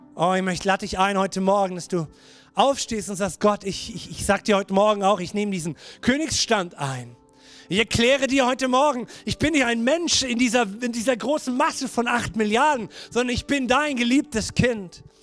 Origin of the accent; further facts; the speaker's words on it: Germany; ich als Deutscher